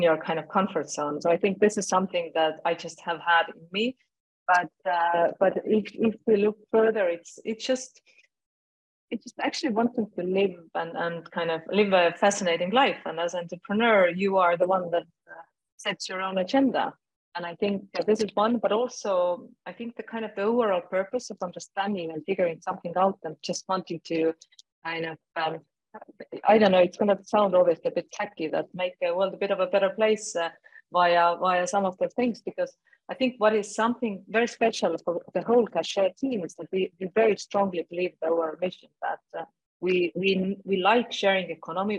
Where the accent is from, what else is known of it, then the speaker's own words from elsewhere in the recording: Estonia; I'm originating from Estonia. I'm living in Estonia